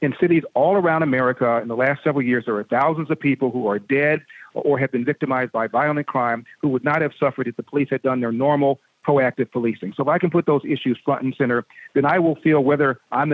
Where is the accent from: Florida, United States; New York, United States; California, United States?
California, United States; Los Angeles; also born or lived in New England / Midwest; I was raised in South Central L.A.